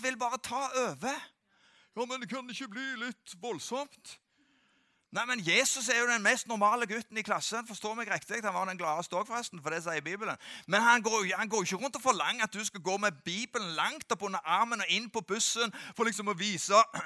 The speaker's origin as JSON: {"language": "Norwegian", "country": "Norway", "said": "jeg kommer fra Gandalen"}